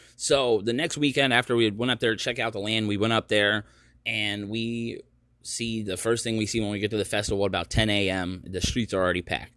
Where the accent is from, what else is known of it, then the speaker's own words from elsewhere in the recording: United States; moved away as an adult; also born or lived in Maryland / North Carolina; now in Oregon, United States; I'm from the East Coast. I'm, you know, Maryland, North Carolina is where I spent most of my life